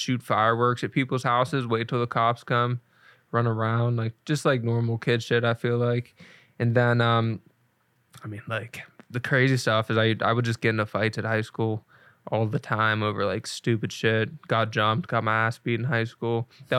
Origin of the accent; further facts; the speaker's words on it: Lacey, Washington, United States; But yes, we grew up in Lacey, Washington. I still know a couple people back there, but back in Lacey, it's like no one does shit.